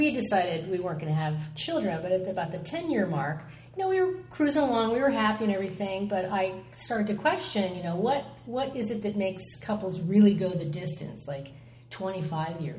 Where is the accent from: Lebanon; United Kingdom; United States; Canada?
United States; California; also born or lived in Midwest; I was born in the Midwest and uh, moved around a lot as a kid. And our family found themselves in Southern California when I was about